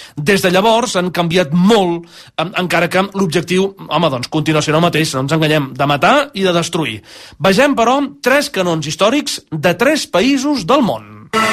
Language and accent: Catalan; Sabadell, Catalonia, Spain; Els, els que som de Sabadell